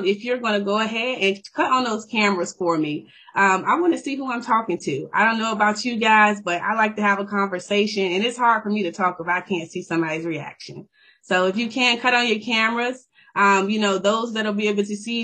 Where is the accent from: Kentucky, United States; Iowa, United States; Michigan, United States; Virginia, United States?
Virginia, United States; Richmond; moved away as an adult; now in Anchorage, United States; I'm from Richmond, Virginia, born and raised